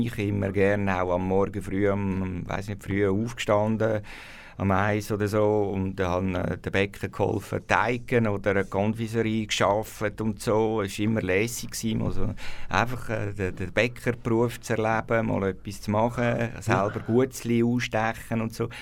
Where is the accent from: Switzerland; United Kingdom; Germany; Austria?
Switzerland; Wohlen, Aargau; ich bin in Wollen aufgewachsen, im Freiamt